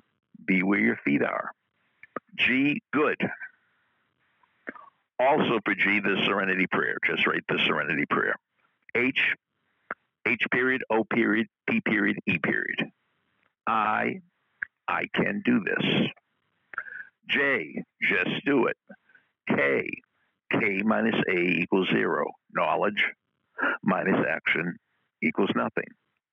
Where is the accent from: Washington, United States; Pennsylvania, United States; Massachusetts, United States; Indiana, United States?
Massachusetts, United States; Boston; accent: Boston; "I grew up in Boston." I'm losing my accent, but she detected my accent.